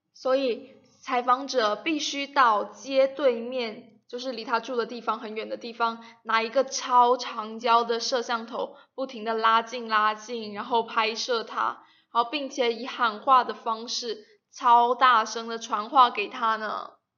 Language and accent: Chinese; China; 我们中国人